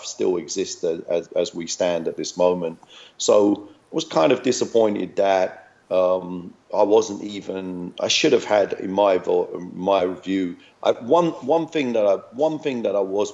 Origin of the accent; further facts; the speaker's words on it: London, United Kingdom; moved away as an adult; also born or lived in Hackney / Tower Hamlets / Iceland / Glasgow; I was born in Hackney. You know, I was raised in Waltham Forest